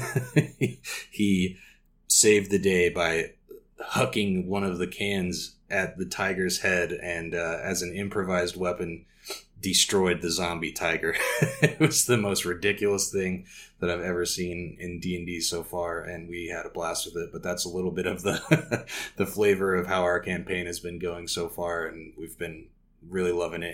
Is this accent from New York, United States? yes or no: no; Casper, Wyoming, United States; opened a game store here in my hometown called Next Level Games. If you're ever in Casper, Wyoming